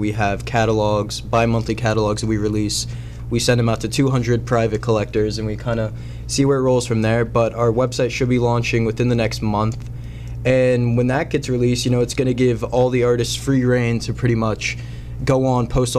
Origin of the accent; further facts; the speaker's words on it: Tampa, Florida, United States; And I came up from Tampa, Florida, actually.